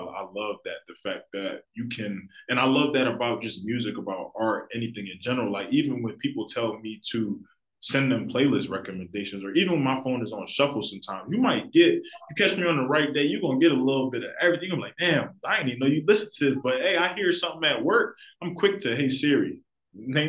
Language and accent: English; Philadelphia, Pennsylvania, United States; I love my city to death, and I'm sure a lot of people really born and raised in Philly will tell you that you love the city, you grow up in the city, you feel like, I feel like us Philadelphians